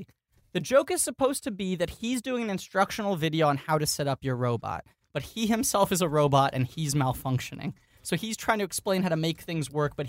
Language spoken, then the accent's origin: English; New York City, New York, United States; Yeah, I grew up in New York City.